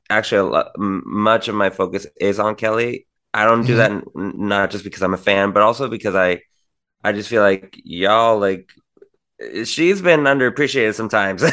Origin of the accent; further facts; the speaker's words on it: Tijuana, Baja California, Mexico; I'm from Tijuana, Mexico